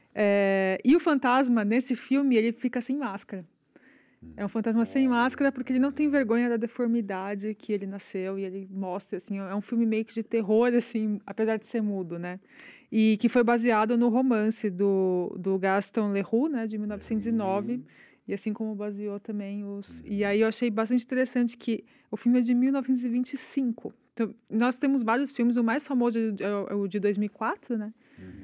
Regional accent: São Paulo, Brazil; moved away as an adult; eu sou de São Paulo, sempre morei em São Paulo, né? A vida Sim. inteira. Agora que eu moro aqui.

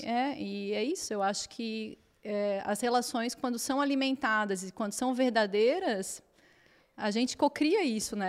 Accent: Florianópolis, Santa Catarina, Brazil; moved away as an adult; now in Portugal; Eu nasci na Ilha da Magia, que é Florianópolis. Então é um lugar lindo, com 42 praias, e tinha uma, minha família toda de lá, então tipo tive uma infância, uma adolescência super abençoada

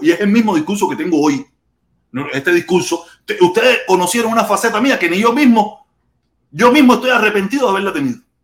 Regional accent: Cuba; now in Miami, United States; allí es mi tierra natal

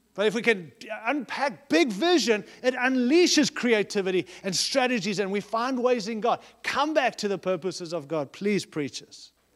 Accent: United States

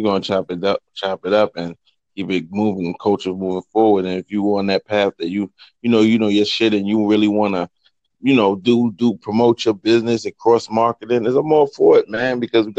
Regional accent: New York City, New York, United States; we from Brooklyn.

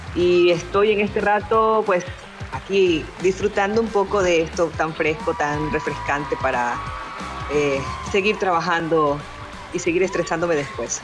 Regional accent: Guayaquil, Guayas, Ecuador; yo soy de Guayaquil, Ecuador.

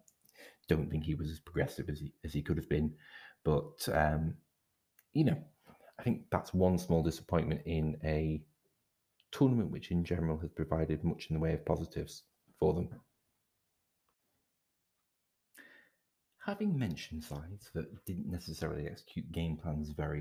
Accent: Scotland, United Kingdom; I'm Scottish

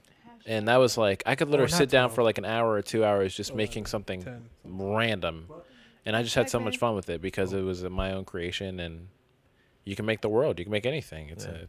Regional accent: United States; I'm American.

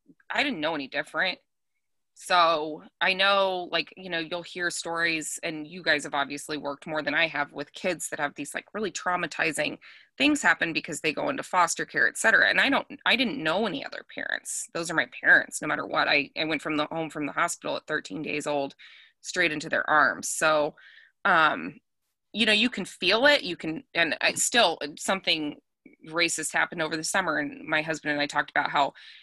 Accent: Colorado, United States; I grew up in Colorado

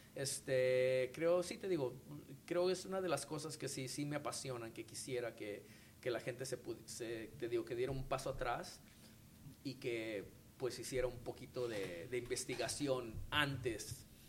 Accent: Mexico; nosotros como como mexicanos, como artistas

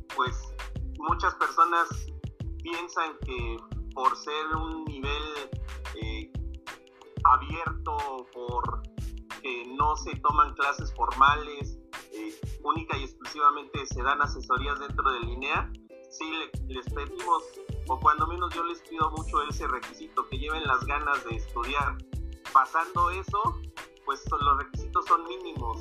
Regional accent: Santa Fe, Mexico; yo inicié en Santa Fe, yo soy de allí, de Santa Fe

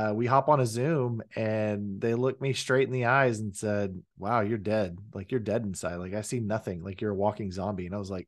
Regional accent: Oklahoma, United States; also born or lived in Texas; Was born in Texas, raised in Oklahoma.

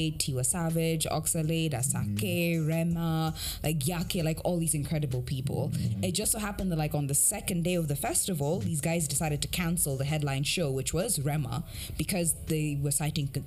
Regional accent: Kenya; moved away; even me as a Kenyan

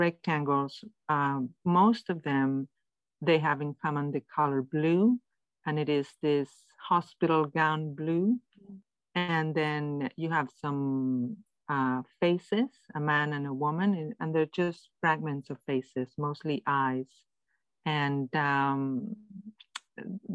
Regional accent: Madrid, Community of Madrid, Spain; English is a second language; also born or lived in Vermont; now in Montreal, Canada; I am from Madrid, Spain, and I've lived here for many, many years, and the last 7 years in Vermont

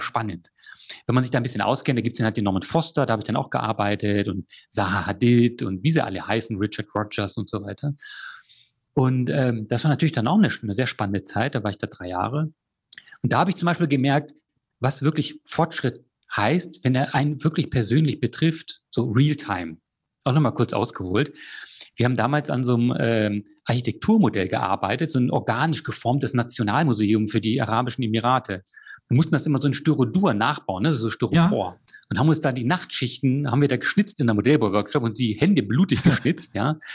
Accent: Germany; moved away as an adult; also born or lived in Chile / Australia; zurück in meine Heimat zu kommen

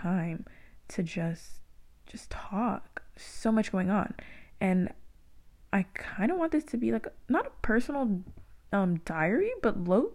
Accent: Moreno Valley, California, United States; I went to like middle school and elementary out in Moreno Valley

